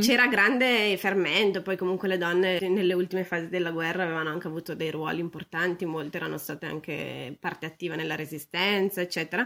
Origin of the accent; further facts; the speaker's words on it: Brescia, Lombardy, Italy; moved away as an adult; also born or lived in Venice / Salamanca / Turin; io sono bresciana